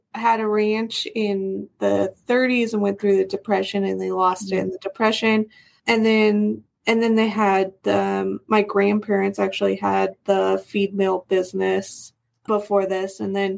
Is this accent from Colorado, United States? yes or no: yes; Las Animas, Colorado, United States; also born or lived in La Junta, Colorado / Washington; I grew up in Los Animas